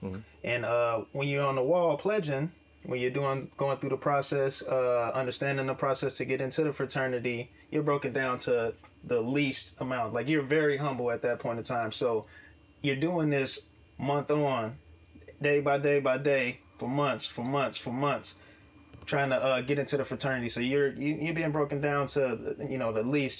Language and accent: English; Chicago, Illinois, United States; moved away; growing up in Illinois, how I was in Chicago on the South Side